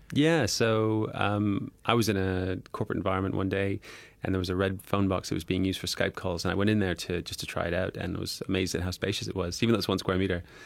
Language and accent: English; Canada; now in United Kingdom; I'm Canadian